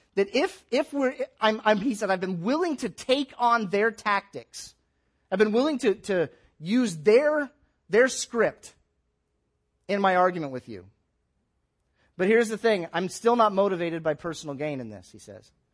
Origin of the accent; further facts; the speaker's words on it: Tampa, Florida, United States; now in Columbus, United States; I grew up in the Tampa, St. Petersburg area